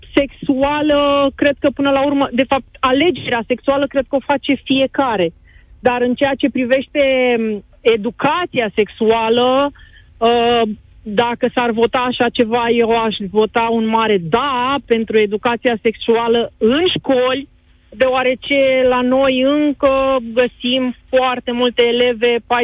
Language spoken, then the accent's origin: Romanian; Romania; noi ca români